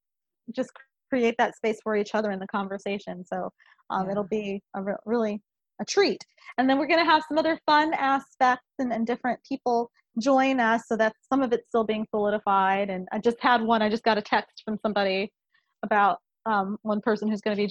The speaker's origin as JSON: {"language": "English", "town": "Omaha", "region": "Nebraska", "country": "United States", "said": "I'm from Omaha, Nebraska"}